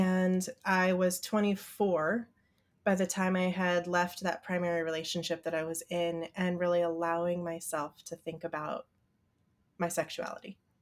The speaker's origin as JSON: {"language": "English", "region": "Midwest", "country": "United States", "tie": "born or raised there", "said": "I grew up in the Midwest and went to church school"}